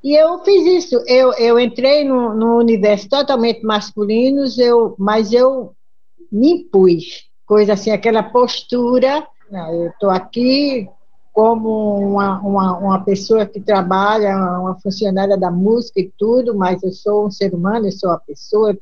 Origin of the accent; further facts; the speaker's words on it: Northeast Region, Brazil; Sou sertaneja, nordestina.